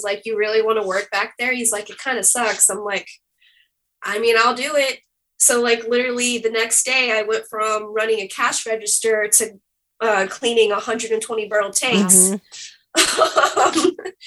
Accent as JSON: {"language": "English", "town": "Ocala", "region": "Florida", "country": "United States", "tie": "born or raised there", "said": "growing up in Ocala and like working at that liquor store"}